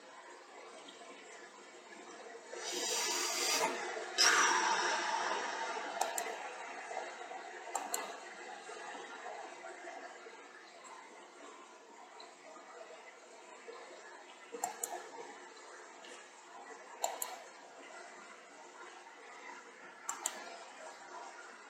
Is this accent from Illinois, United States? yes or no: yes; Decatur, Illinois, United States; moved away as an adult; now in Mississippi, United States; I grew up a couple hours south of Chicago, Illinois. But I've been down here. I left Illinois when I was 21